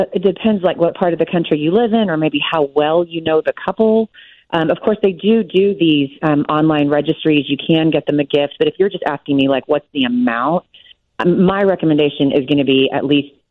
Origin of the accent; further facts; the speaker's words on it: Texas, United States; I'm from Texas